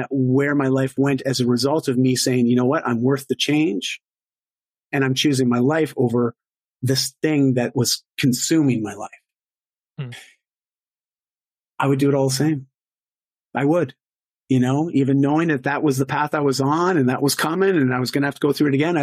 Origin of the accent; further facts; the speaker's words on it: Canada; I'm Canadian